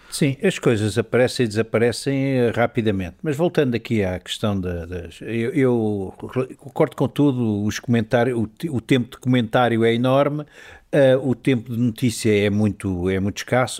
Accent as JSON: {"language": "Portuguese", "region": "mainland Portugal", "country": "Portugal", "said": "eu não sou madeirense"}